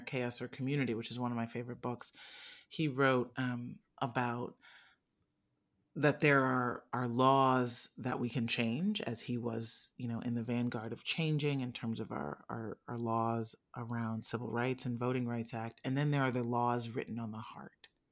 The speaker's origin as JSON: {"language": "English", "region": "Midwest", "country": "United States", "tie": "born or raised there", "said": "I was born in the Midwest"}